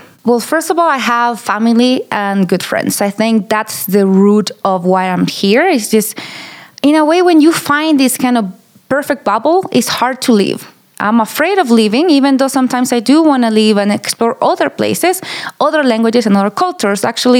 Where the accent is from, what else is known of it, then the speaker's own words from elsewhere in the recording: Chile; moved away as an adult; now in Taos, United States; I'm from Chile, and I moved to Taos in 2012. I'm 35 years old. And yeah, I live kind of downtown, midtown, and I've been here for a long time already. It feels forever, actually. It feels like home, right?